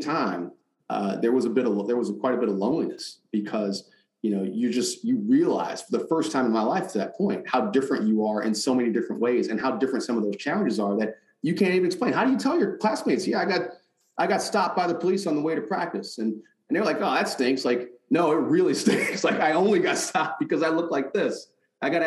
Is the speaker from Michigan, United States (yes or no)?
yes; Detroit, Michigan, United States; growing up in Detroit